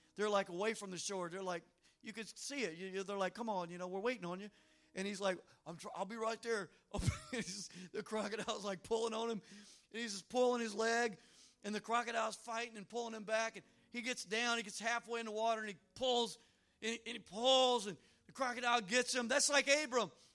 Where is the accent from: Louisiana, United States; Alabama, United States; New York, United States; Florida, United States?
Louisiana, United States; I'm from Louisiana